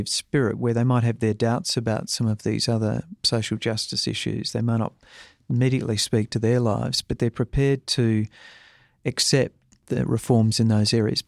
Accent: South Australia, Australia; I'm come from South Australia

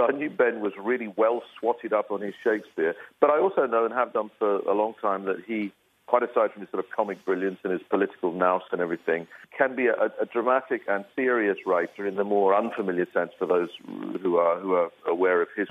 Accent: Belfast, Northern Ireland, United Kingdom; born or raised there

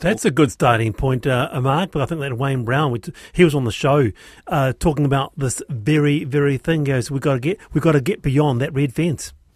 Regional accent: Auckland, New Zealand; also born or lived in South Island; I was born here, lived here, uh, I grew up in Monterey

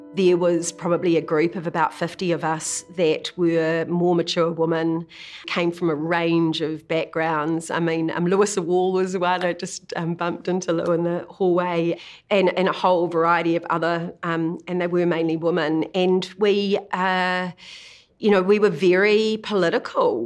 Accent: Kinloch, Waikato, New Zealand; also born or lived in Auckland; we grew up in Kinloch predominantly. Uh, we moved from Auckland to Kinloch when I was about five years old

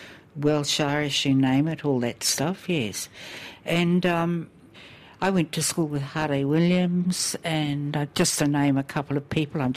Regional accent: Opotiki, Bay of Plenty, New Zealand; also born or lived in Auckland; I was born in Auckland, but then taken to Opotiki, where my father's family were when she married. So I was actually raised as an Opotiki kid.

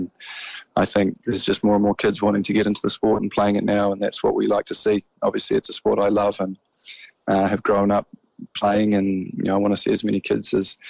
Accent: Auckland, New Zealand; I've loved representing my hometown

